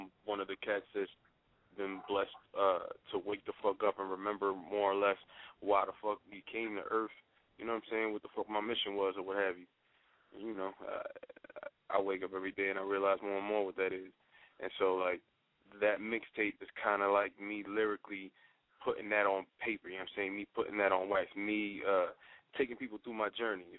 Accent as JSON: {"language": "English", "town": "Philadelphia", "region": "Pennsylvania", "country": "United States", "tie": "born or raised there", "also_born_or_lived": "New York", "said": "Born in New York, raised in Philly"}